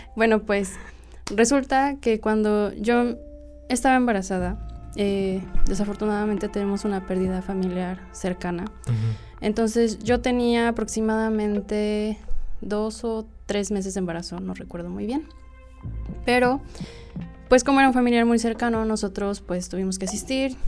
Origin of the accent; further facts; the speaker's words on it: Cuautla, Morelos, Mexico; Soy de aquí, de Cuautla, Morelos